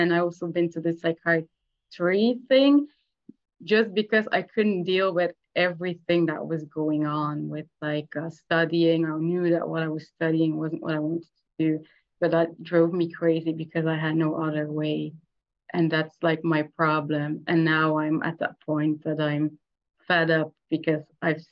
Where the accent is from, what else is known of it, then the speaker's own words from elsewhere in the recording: Belgium; I'm from Belgium.